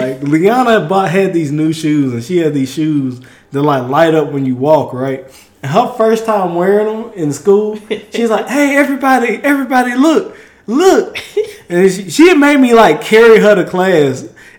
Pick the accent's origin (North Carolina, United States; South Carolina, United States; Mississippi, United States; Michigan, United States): Mississippi, United States; now in Texas, United States; I'm a gentleman from the South in Mississippi, born and raised, but I'm in Texas now